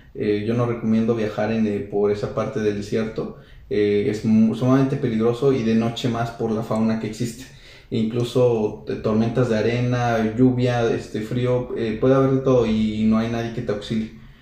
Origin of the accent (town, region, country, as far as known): San Luis Potosí, Mexico